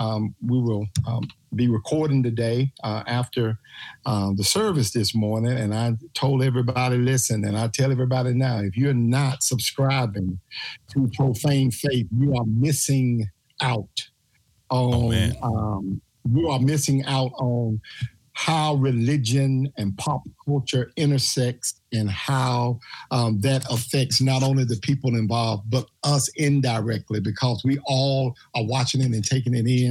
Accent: Memphis, Tennessee, United States; I'm from Memphis, Tennessee. I was born and raised here

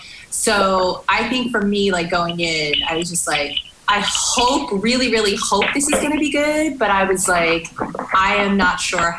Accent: United States; For the sake of this conversation, I am Korean American, second gen

